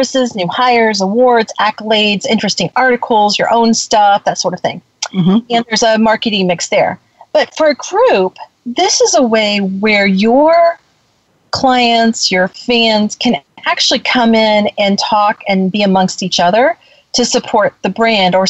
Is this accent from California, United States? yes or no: no; Florida, United States; I'm from Florida